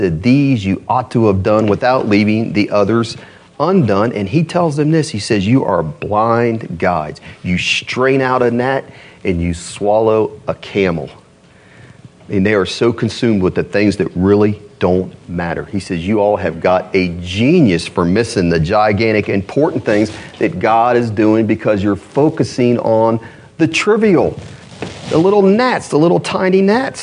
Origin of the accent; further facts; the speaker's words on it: Columbus, Ohio, United States; now in Louisville, United States; I'm from Columbus, Ohio